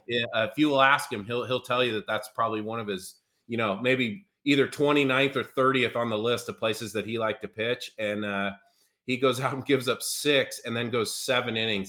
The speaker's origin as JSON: {"language": "English", "town": "Seattle", "region": "Washington", "country": "United States", "tie": "born or raised there", "moved": "yes", "lives_now": "Louisville, United States", "said": "my hometown Mariners"}